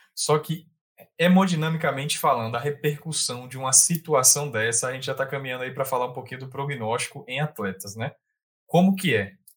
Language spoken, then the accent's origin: Portuguese; Bahia, Brazil; also born or lived in Salvador; eu sou da Bahia, eu moro na Bahia